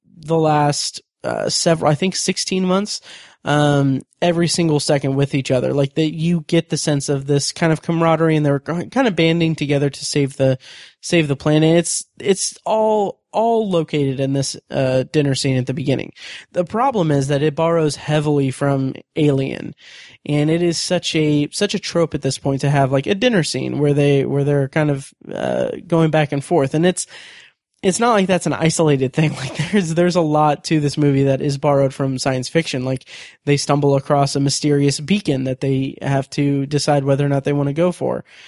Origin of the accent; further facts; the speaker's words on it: United States; I'm American